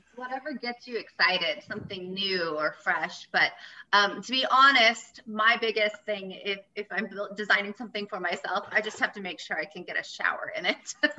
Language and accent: English; Oregon, United States; also born or lived in Florida; now in Bend, United States; originally, I'm from Florida, and then I grew up in the Valley in Oregon, so Lama Valley.